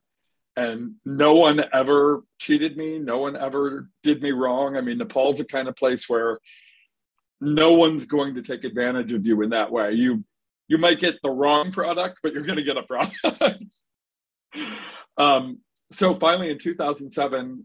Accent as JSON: {"language": "English", "town": "Dearborn", "region": "Michigan", "country": "United States", "tie": "born or raised there", "also_born_or_lived": "Florida", "said": "I was born and raised in Dearborn"}